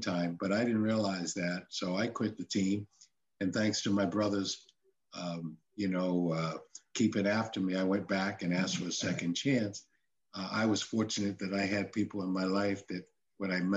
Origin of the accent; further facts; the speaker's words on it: Cambridge, Massachusetts, United States; I was born and raised in Cambridge